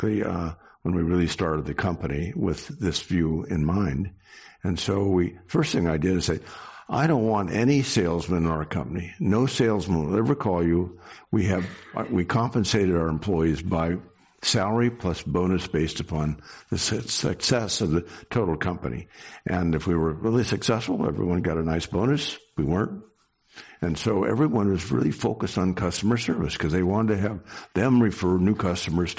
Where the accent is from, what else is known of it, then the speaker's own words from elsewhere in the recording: Sacramento, California, United States; also born or lived in San Francisco; I was born in Sacramento, so basically grown up here and spent my whole life here in California